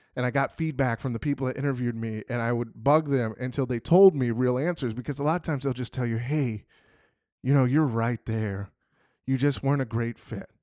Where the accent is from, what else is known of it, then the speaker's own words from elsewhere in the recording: Phoenix, Arizona, United States; moved away as an adult; now in Texas, United States; I grew up in Phoenix, Arizona